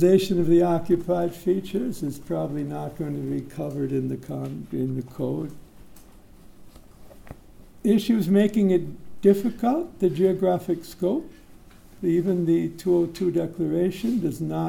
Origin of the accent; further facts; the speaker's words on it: United States; now in Singapore; I'm not an American anymore. I've been a Singaporean about 9 or 10 years